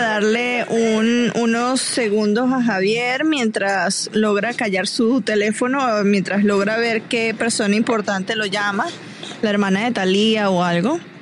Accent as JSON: {"language": "Spanish", "country": "Venezuela", "moved": "yes", "lives_now": "Atlanta, United States", "said": "venezolana que vivo aquí en Atlanta"}